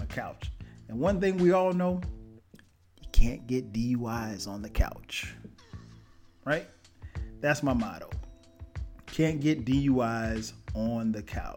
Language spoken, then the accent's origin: English; Florence, South Carolina, United States; moved away as an adult; now in Atlanta, United States; I go back home to my hometown, Florence, South Carolina.